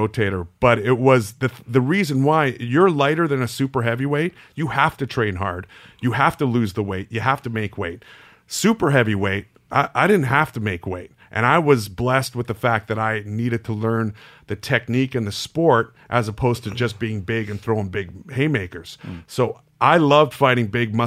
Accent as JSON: {"language": "English", "country": "Canada", "tie": "born or raised there", "said": "I grew up in Canada"}